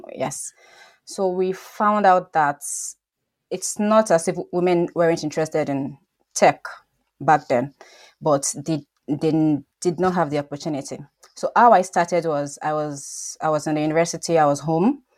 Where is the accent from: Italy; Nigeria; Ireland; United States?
Nigeria; moved away; I'm Nigerian